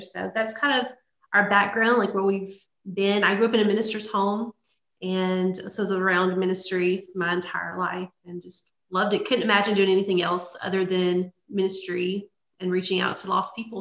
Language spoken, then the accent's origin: English; Louisiana, United States; moved away; I grew up in Louisiana. I'm a Louisiana girl through and through